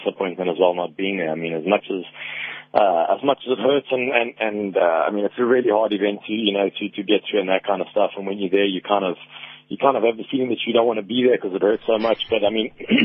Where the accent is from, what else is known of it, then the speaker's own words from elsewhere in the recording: South Africa; moved away; as a South African, it's always nice to win in South Africa. I mean, I don't get to race, back home very much at all